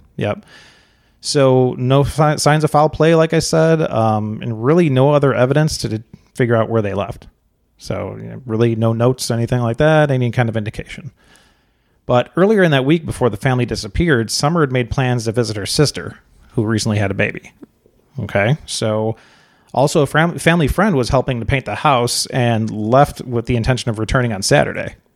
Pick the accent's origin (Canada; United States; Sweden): United States; Chicago, Illinois; moved away; we're originally from Chicago